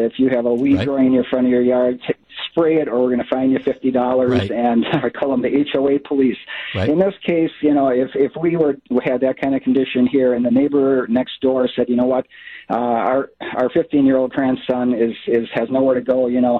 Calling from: San Tan Valley, Arizona, United States; also born or lived in Wisconsin; We are in Santan Valley, a little bit in the East Valley.

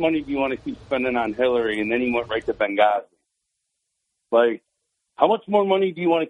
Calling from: Endwell, New York, United States; from Endwell again.

